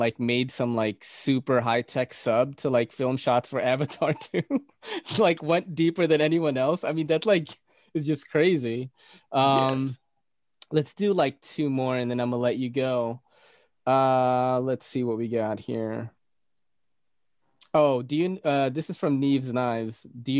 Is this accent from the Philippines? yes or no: yes; Philippines; accent: Filipino; Getting rid of my accent from the Philippines, because, you know, people pronounce it differently.